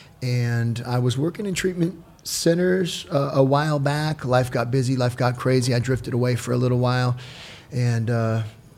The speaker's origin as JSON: {"language": "English", "town": "Newport Beach", "region": "California", "country": "United States", "tie": "born or raised there", "also_born_or_lived": "Anaheim", "said": "Born and raised in Orange County. You know, I was born in Anaheim, moved to Newport Beach when I was about 6, single mom, OC kid, man, born and raised."}